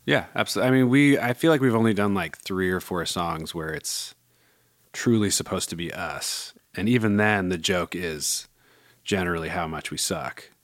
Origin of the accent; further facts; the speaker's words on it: Bay Area, California, United States; growing up in the Bay